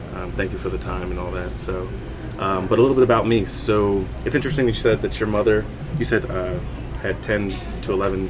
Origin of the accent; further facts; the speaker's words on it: Kentucky, United States; also born or lived in Germany; So I was born in Germany. My father was in the United States Army. He retired in Kentucky with my family, so my parents were in my life my whole time, and still are currently.